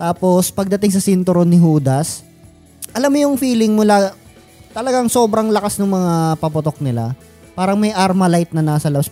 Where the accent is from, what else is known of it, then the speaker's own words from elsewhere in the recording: Caloocan, Metro Manila, Philippines; sa amin sa Caloocan, uh, ah, do sa neighborhood namin